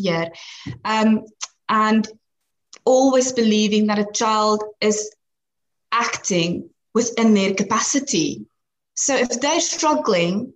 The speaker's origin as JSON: {"language": "English", "country": "South Africa", "moved": "yes", "said": "I'm actually from South Africa, and that's where I studied."}